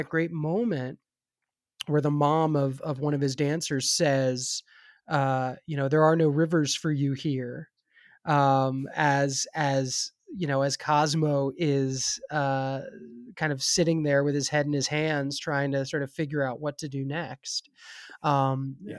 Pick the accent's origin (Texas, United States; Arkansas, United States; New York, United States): New York, United States; New York City; now in Los Angeles, United States; I grew up in New York